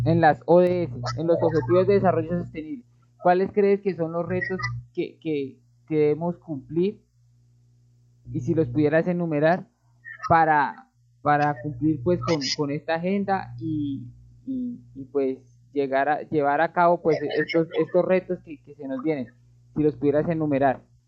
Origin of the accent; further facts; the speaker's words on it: Colombia; lo hablo aquí en mi país, que es Colombia